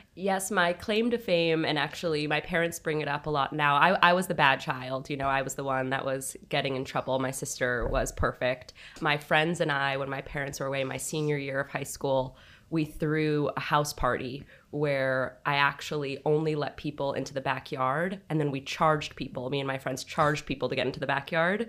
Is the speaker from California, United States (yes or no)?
yes; Los Angeles, California, United States; I grew up in Los Angeles, California, up on Beverly Glen in Mulholland